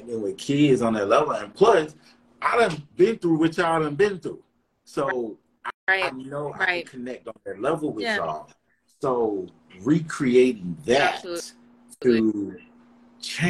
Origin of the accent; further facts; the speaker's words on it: Durham, North Carolina, United States; I'm from the Bull City